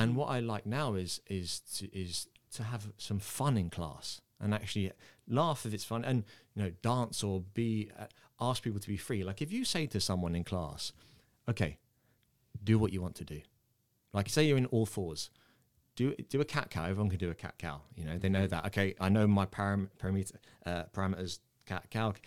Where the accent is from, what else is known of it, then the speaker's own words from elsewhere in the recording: England, United Kingdom; accent: English; I was born in England. I have an English accent, but my mum and dad are Irish